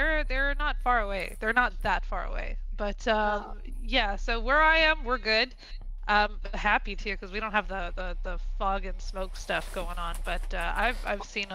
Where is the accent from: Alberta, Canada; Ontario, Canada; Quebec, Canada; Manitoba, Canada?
Quebec, Canada; Quebec City; I'm from Quebec City, Canada. So I stream in both English and French.